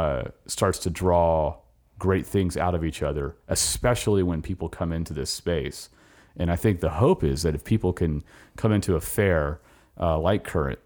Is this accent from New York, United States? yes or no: no; California, United States; moved away; I came here in 2007 from California.